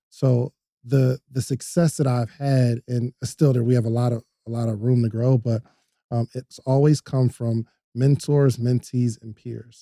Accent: New Jersey, United States; now in Atlanta, United States; I'm from New Jersey originally

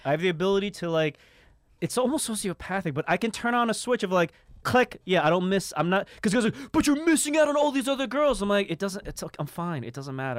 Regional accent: New York City, New York, United States; I grew up in Harlem

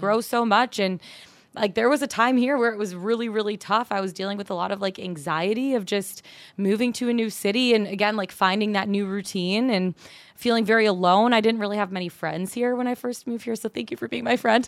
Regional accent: Auburn Hills, Michigan, United States; moved away as an adult; also born or lived in Denver; now in Atlanta, United States; I grew up born and raised a little bit north of Detroit. Actually, Auburn Hills where the Pistons used to play.

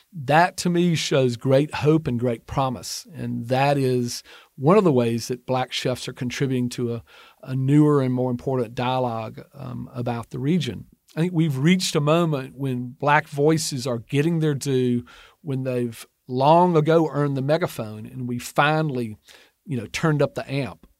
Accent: Georgia, United States; moved away as an adult; now in Mississippi, United States; I was born and raised in Georgia, and my wife and I now raise our young son in Mississippi

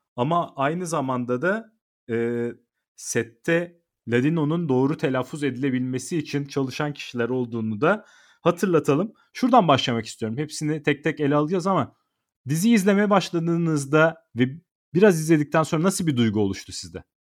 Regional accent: İzmir, Turkey; Ben de İzmirliyim.

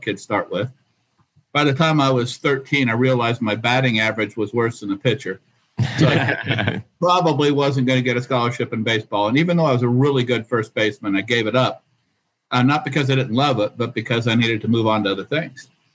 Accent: just outside of Dayton, Ohio, United States; I grew up just outside of Dayton, Ohio

